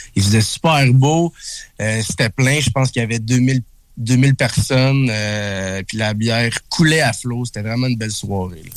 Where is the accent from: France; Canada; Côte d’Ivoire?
Canada; Berthierville, Quebec; je viens de Berthierville